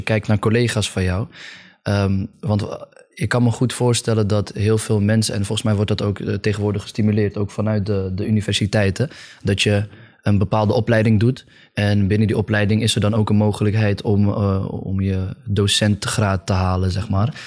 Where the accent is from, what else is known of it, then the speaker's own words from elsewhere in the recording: Friesland, Netherlands; Ik kom uit Friesland